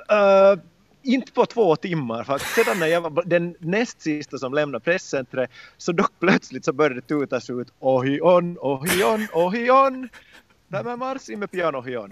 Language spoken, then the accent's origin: Swedish; Loviisa, Uusimaa, Finland; under min barndom i Lovisa då jag tävlade för Lovisa Thor